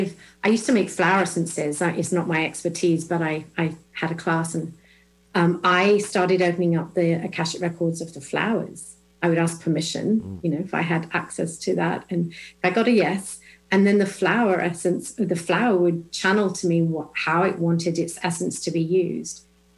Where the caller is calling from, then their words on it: Illinois, United States; I'm joining you from just west of Chicago in Illinois.